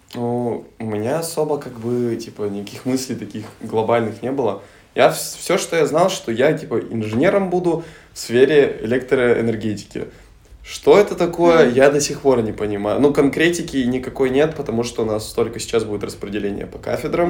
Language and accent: Russian; Solikamsk, Perm Krai, Russia; moved away as an adult; now in Saint Petersburg, Russia; Пермский край. Окей. Город Соликамск.